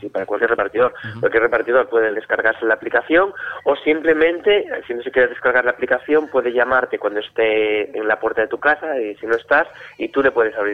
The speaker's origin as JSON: {"language": "Spanish", "town": "Vigo", "region": "Galicia", "country": "Spain", "said": "Sí, sí, sí, sí, somos de Vigo"}